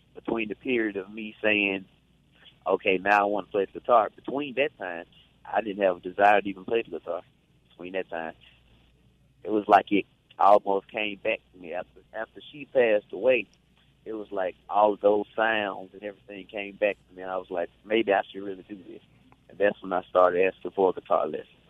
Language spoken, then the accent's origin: English; Glen Allen, Mississippi, United States; also born or lived in Greenville, Mississippi; I was I was born in in Greenville, but soon after that, you know, we were in Glen Allen, and I was practically raised in Glen Allen